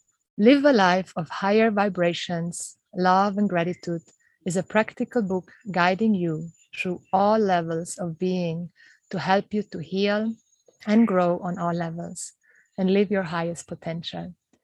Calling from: Bali, Indonesia; I'm calling in from Mother Bali

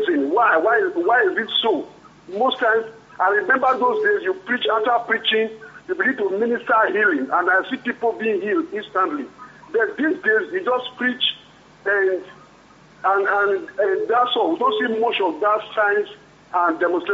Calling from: France; I'm Pastor … calling from France, sir.

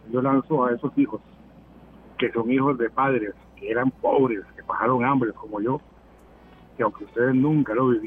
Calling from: Tibás, San José, Costa Rica; Hola, hola … de Tibás, ¿cómo está?

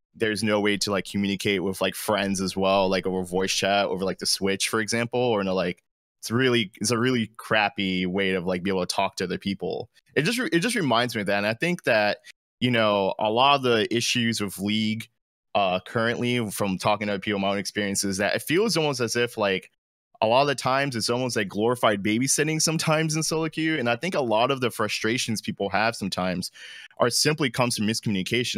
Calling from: Jacksonville, Florida, United States; Calling from Jacksonville, Florida

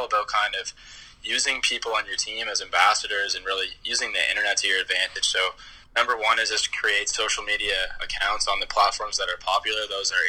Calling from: Halifax, Nova Scotia, Canada; We're chiming in from Halifax, Nova Scotia, and Canada.

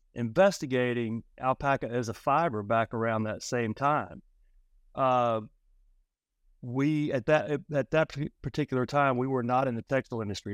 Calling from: Charlotte, North Carolina, United States; Calling in from the uh, big city of Charlotte, North Carolina

